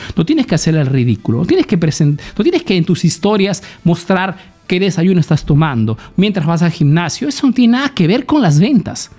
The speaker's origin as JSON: {"language": "Spanish", "country": "Peru", "moved": "yes", "lives_now": "Italy"}